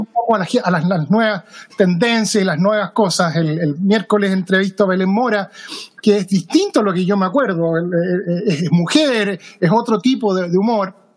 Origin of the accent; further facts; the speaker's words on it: Chile; now in Seattle, United States; yo soy chileno de nacimiento